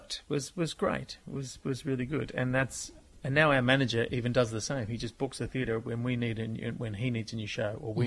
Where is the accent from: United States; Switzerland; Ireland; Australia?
Australia; We're Australian